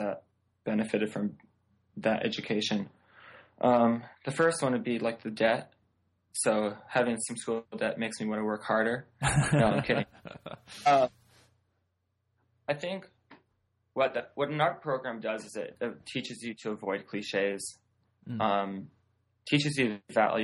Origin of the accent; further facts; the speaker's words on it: just outside of Vancouver, British Columbia, Canada; moved away as an adult; now in Seattle, United States; I grew up just outside of Vancouver, British Columbia.